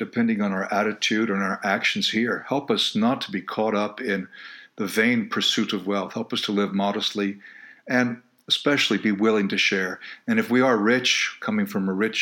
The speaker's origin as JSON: {"language": "English", "country": "United States", "said": "my fellow Americans, as I'm an American citizen"}